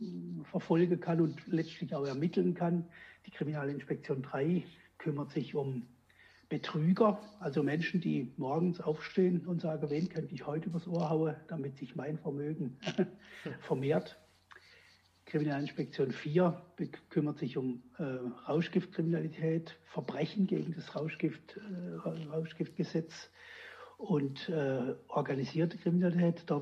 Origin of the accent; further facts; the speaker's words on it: Baden-Württemberg, Germany; ich komme aus dem Hochschwarzwald, war in Lahr in der Ausbildung zwei Jahre.